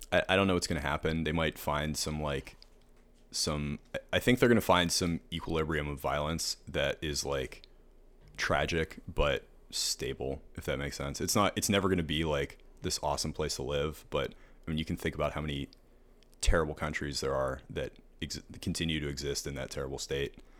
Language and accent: English; Pittsburgh, Pennsylvania, United States; moved away as an adult; now in Savannah, United States; I grew up in Pittsburgh.